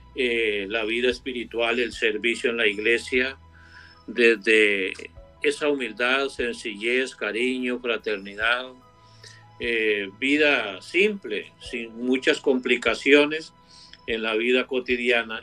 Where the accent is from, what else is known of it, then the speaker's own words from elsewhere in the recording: Costa Rica; yo soy nativo de Costa Rica